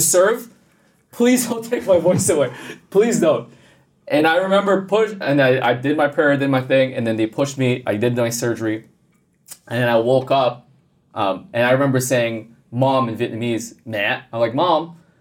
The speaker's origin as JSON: {"language": "English", "town": "Montreal", "region": "Quebec", "country": "Canada", "tie": "born or raised there", "said": "growing up in Canada, yeah. So I'm originally from Montreal."}